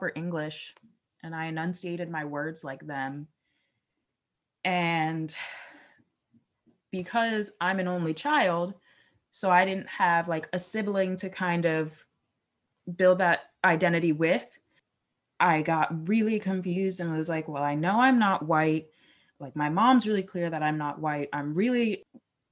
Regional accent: Philadelphia, Pennsylvania, United States; I grew up in Philly.

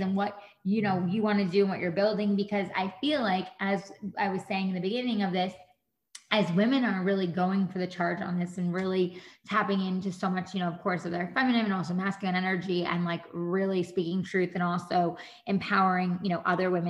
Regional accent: Monroe, New York, United States; I'm originally from New York, and I grew up by Monroe, Central Valley area, which is right by West Point

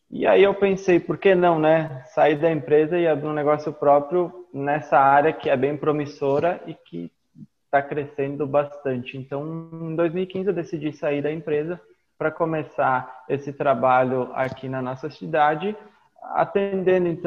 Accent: Caxias do Sul, Rio Grande do Sul, Brazil; eu sou de Caxias do Sul, no Rio Grande do Sul.

